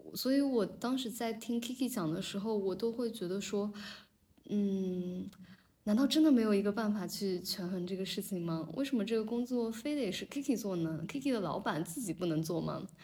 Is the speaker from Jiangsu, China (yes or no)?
no; Zhejiang, China; 我跟那个C C，我们都在浙江长大嘛